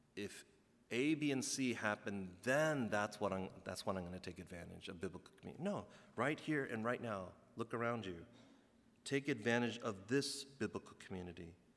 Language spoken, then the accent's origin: English; United States; as a second generation guy growing up in the States